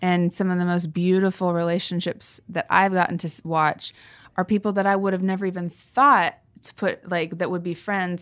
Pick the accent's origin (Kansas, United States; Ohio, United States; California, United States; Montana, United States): Kansas, United States; moved away; We go back to my hometown, and Kansas